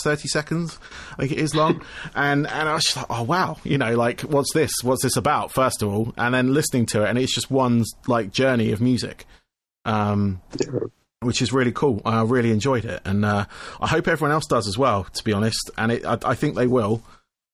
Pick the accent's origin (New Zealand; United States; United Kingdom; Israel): United Kingdom; Camberley, South East England; I'm south of London by about 30 miles. I'm in a town called Camberley